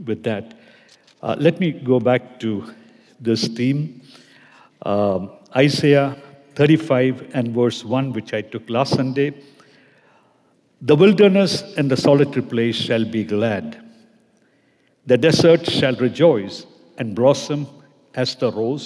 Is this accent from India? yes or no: yes; Kerala, India; I would be heading back to my home state, Kerala, in India